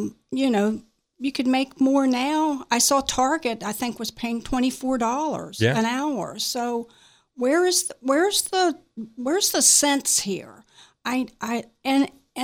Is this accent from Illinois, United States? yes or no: no; Martinsburg, West Virginia, United States; I was born and raised in Berkeley County, Martinsburg